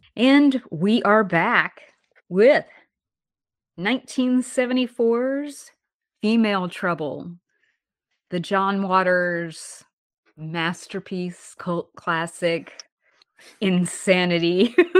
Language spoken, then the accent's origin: English; Alabama, United States; now in New York, United States; the city where I grew up in Alabama